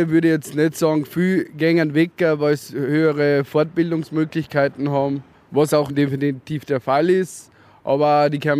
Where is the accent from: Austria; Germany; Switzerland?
Austria; Bad Ischl, Upper Austria; Genau, bin gebürtiger Ischler, ja? in Ischl aufgewachsen. In Ischl haben wir eigentlich schon einiges zum Bieten.